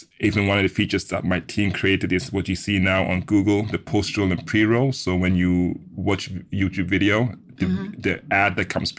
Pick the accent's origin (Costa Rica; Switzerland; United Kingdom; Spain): Switzerland; first language German; English is a second language; my first language is German. Because I was brought up in Switzerland as mm-hmm. part of my youth and stuff.